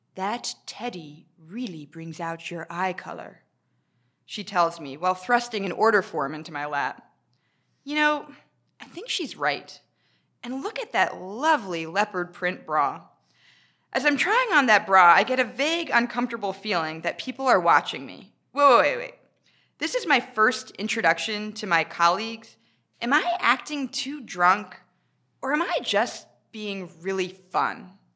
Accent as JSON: {"language": "English", "country": "United States", "moved": "as an adult", "lives_now": "United Kingdom", "said": "I'm American"}